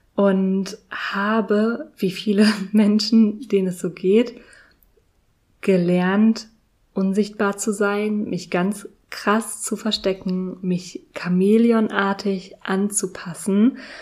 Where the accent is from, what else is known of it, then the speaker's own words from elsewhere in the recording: Berlin, Germany; nicht in meiner Heimat, nicht in Berlin verbracht